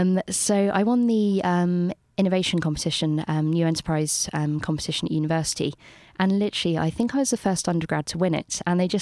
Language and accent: English; London, United Kingdom; also born or lived in Bristol; I went back to London and they asked me if I was from Bristol.